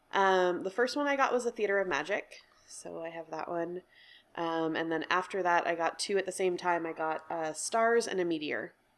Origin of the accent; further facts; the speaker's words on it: New York, United States; also born or lived in Chicago; now in Portland, United States; I'm from New York and then I lived in Chicago and then moved out to Portland about eight years ago